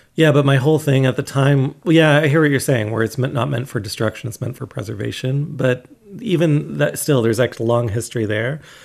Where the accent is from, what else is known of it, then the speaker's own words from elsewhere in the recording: Canada; as a Canadian